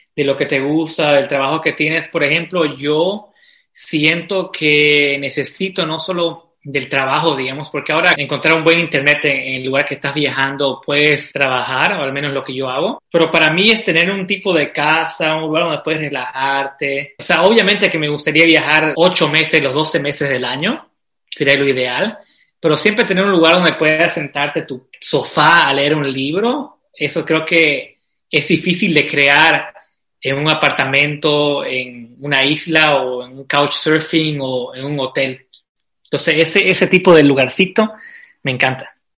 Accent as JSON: {"language": "Spanish", "town": "Santa Cruz de la Sierra", "region": "Santa Cruz", "country": "Bolivia", "moved": "as an adult", "lives_now": "Vienna, Austria", "said": "Yo, yo soy de Santa Cruz"}